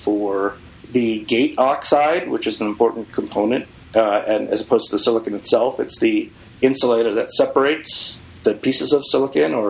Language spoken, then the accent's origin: English; Boston, Massachusetts, United States; moved away; I came from Boston